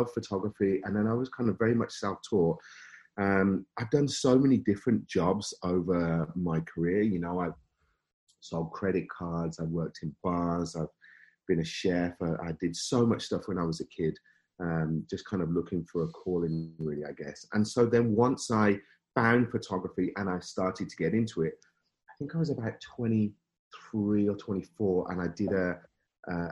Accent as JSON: {"language": "English", "town": "Birmingham", "region": "West Midlands", "country": "United Kingdom", "accent": "Brummie", "moved": "as an adult", "lives_now": "Canada", "said": "You can probably hear a bit of Brummy in my accent maybe somewhere"}